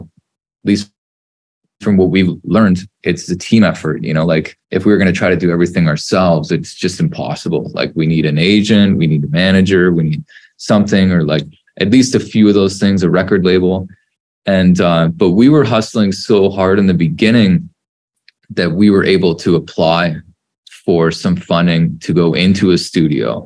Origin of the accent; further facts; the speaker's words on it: Canada; being Canadian